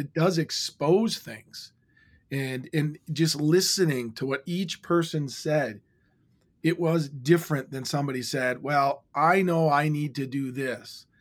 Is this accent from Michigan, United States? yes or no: yes; Iron Mountain, Michigan, United States; moved away; growing up in my hometown, which I've since moved back to in Iron Mountain, Michigan